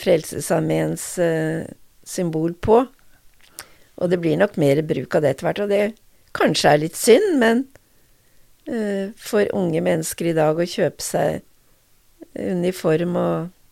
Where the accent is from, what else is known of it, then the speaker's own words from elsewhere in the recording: Notodden, Vestfold og Telemark, Norway; moved away as an adult; also born or lived in Drammen; jeg vokste opp på Notodden